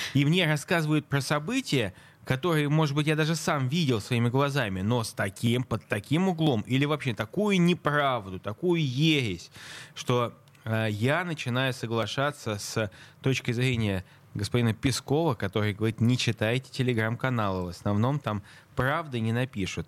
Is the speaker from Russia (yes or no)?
yes; Saint Petersburg, Russia; я петербуржец